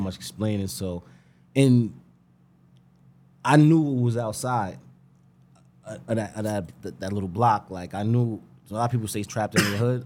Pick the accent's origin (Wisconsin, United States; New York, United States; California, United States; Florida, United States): New York, United States; Greenburgh; I'm from Greenberg, born and bred.